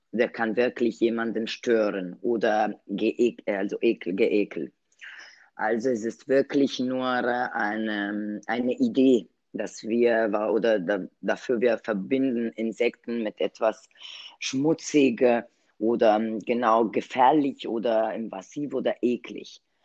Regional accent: Italy; German is a second language; moved away; als Italienerin

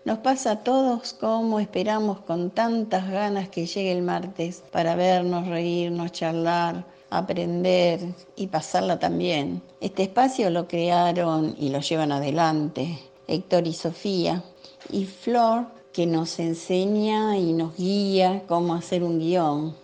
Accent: Buenos Aires, Argentina; yo nací en Soldati hace 75 años y sigo viviendo en el mismo lugar

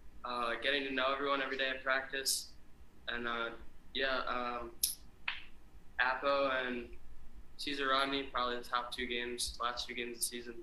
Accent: New Jersey, United States; I used to play for Real Jersey FC. Okay. In Jersey, I'm from Jersey

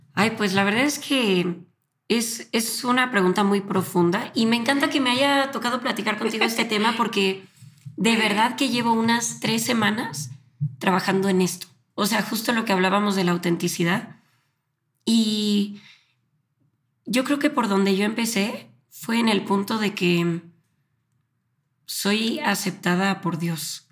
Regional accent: Guadalajara, Jalisco, Mexico; also born or lived in Argentina; now in Mexico City, Mexico; soy de Guadalajara, pero eh, actualmente estoy viviendo en la Ciudad de México por mi trabajo

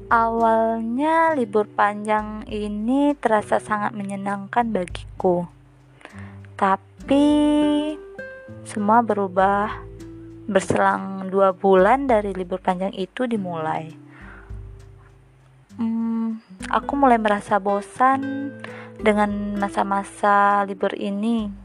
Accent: Lingga, Riau Islands, Indonesia; asal aku dari Lingga

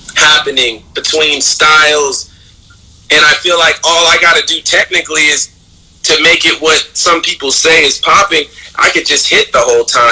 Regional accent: the South, United States; also born or lived in Miami / Philadelphia; growing up in the South

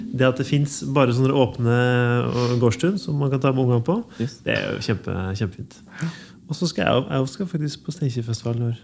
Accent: Levanger, Trøndelag, Norway; also born or lived in Tiller, Trondheim; now in Trondheim, Norway; Jeg kommer fra Ytterøya, så jeg kommer fra en gård.

